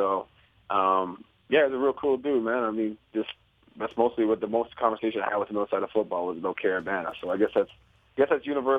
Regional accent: Toronto, Ontario, Canada; I grew up in Toronto.

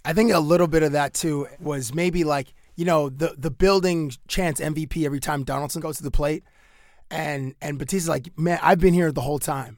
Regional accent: Cambridge, Ontario, Canada; I went to high school in Cambridge, Ontario

